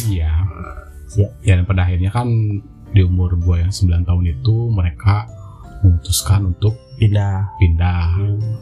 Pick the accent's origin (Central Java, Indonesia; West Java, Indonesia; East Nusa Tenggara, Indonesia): West Java, Indonesia; Garut; also born or lived in Bandung; Jadi gue tuh eh, lahir di Garut mm -hmm. dan sebenarnya masa kecil sih gue tinggal di sana.